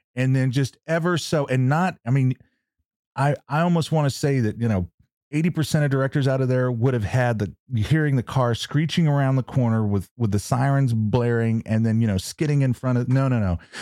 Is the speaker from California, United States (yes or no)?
no; New Mexico, United States; I'm from New Mexico